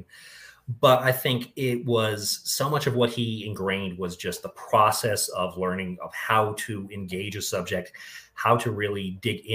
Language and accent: English; Boulder, Colorado, United States; I was born in Boulder, Colorado, went to school here